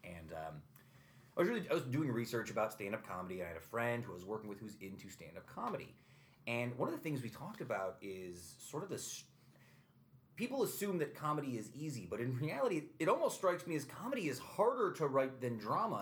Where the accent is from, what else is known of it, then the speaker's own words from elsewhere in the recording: Utica, New York, United States; I grew up here, and Utica College sort of existed on the periphery